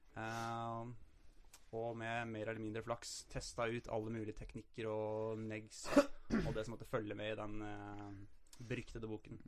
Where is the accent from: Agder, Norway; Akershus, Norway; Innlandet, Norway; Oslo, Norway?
Innlandet, Norway; Toten; moved away; jeg er fra Toten